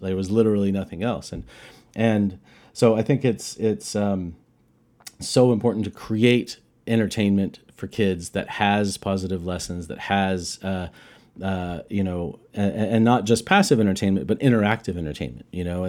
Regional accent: Roswell, New Mexico, United States; I'm from Roswell, New Mexico

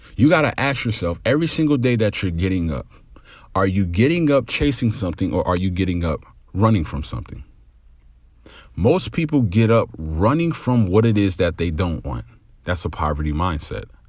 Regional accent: New Jersey, United States; growing up in New Jersey, um, by a single mother

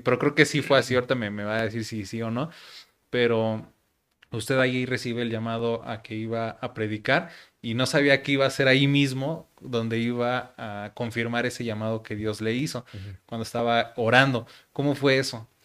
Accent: Mexico; así somos los mexicanos

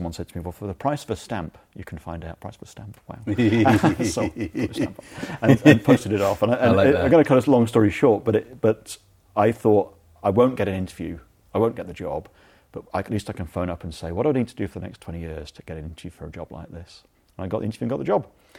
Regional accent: Australia; born there; They were £10 poms. So I was born in Australia.

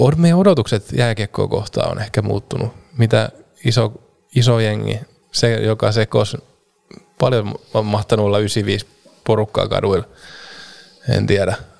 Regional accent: Vahto, Southwest Finland, Finland; mä oon kotoisin Vahdolta, mistä on Turun, Turkuun sitten reilu 20 kilsaa, 25 kilsaa matkaa

